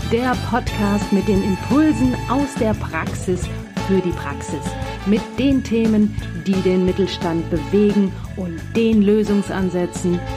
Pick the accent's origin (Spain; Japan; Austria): Austria; Vienna; now in Essen, Germany; Ich bin so ein Wiener, ich komme also ursprünglich mal aus Wien. Äh, und ja, wer bin ich so? Ich bin, äh, wohne jetzt in Essen